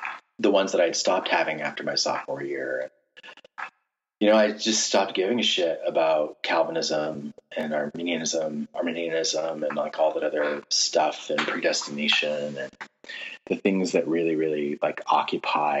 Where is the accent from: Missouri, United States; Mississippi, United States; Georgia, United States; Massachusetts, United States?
Massachusetts, United States; moved away; I'm from Massachusetts